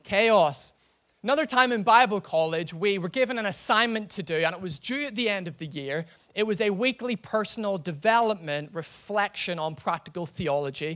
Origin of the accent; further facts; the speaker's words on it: Northern Ireland, United Kingdom; I'm from Northern Ireland, and you know, we're all potato farmers in Northern Ireland